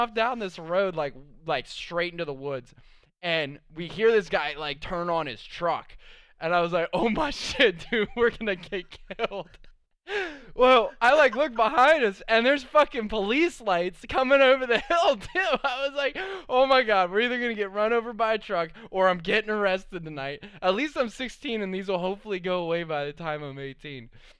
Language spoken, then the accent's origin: English; Pittsburgh, Pennsylvania, United States; Well, I was new to this because I came from Pittsburgh.